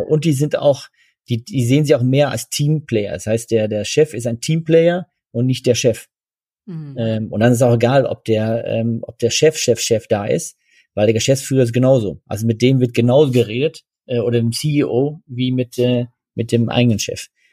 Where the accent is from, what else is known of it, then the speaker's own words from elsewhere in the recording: Netherlands; now in Germany; wir sind Niederländer, wir äh, fühlen es auch so